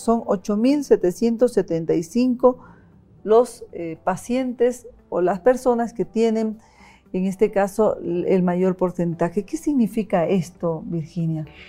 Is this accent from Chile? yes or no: no; Bolivia